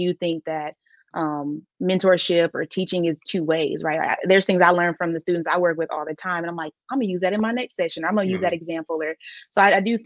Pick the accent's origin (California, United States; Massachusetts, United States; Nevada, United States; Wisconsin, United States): Wisconsin, United States; Milwaukee; I applied to every school outside of Milwaukee